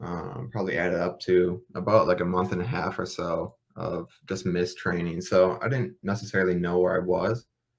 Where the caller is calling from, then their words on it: Minneapolis, Minnesota, United States; From Minneapolis, Minnesota.